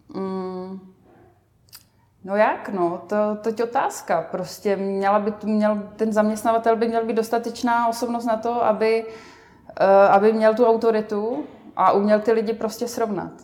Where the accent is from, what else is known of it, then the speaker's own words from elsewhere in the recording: Vsetín, Zlín Region, Czechia; na Moravě, odkud pocházím ve Vsetíně